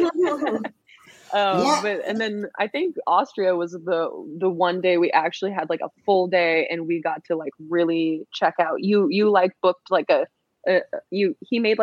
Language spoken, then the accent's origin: English; Hawaii, United States; now in Los Angeles, United States; I'm from Hawaii